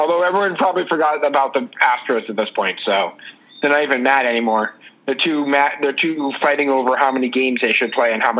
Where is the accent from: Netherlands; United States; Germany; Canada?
United States; East Coast; I'm from the East Coast.